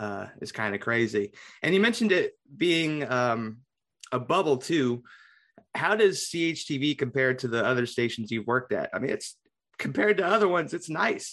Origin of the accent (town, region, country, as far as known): Carmel, United States; born or raised there